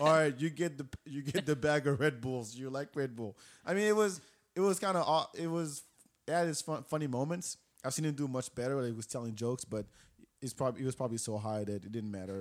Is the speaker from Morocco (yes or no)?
yes; Morocco; English is a second language; now in Austin, United States; I'm from Morocco